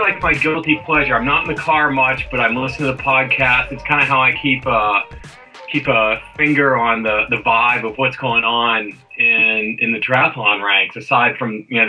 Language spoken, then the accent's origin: English; Memphis, Tennessee, United States; moved away; also born or lived in Houston, Texas; I was born and raised in Tennessee, but so I'm from the South, you know, originally.